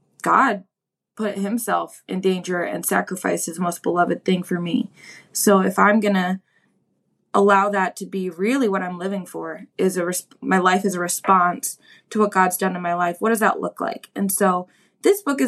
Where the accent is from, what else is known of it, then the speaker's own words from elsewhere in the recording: Milwaukee, Wisconsin, United States; move back to my hometown of Milwaukee, Wisconsin